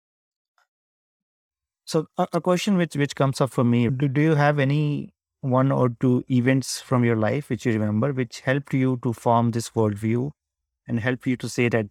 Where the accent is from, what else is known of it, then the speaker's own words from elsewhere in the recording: India; I come from India, so that's where my background is.